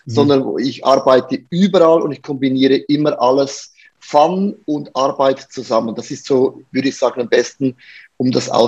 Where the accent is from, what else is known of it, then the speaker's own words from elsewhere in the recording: Buchs, St. Gallen, Switzerland; ich bin aufgewachsen in Bux, St. Gallen, das ist in der Nähe von Liechtenstein in dem Sinn.